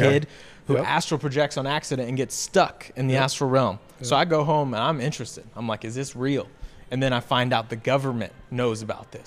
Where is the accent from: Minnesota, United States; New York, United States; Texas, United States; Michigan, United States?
Texas, United States; Mansfield; I grew up in Mansfield, Texas. Born and raised in Mansfield, Texas.